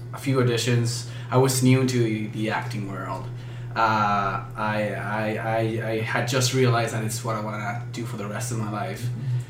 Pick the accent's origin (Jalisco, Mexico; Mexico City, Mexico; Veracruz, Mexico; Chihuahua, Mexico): Mexico City, Mexico; accent: Mexican; English is a second language; moved away; I'm from Mexico City